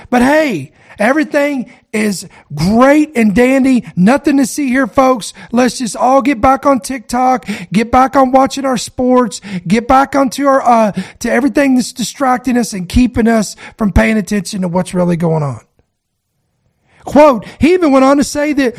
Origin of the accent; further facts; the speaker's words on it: United States; As an American citizen